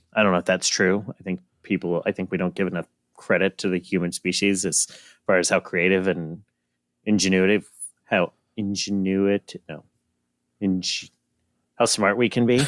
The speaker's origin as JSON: {"language": "English", "country": "United States", "said": "I'm American."}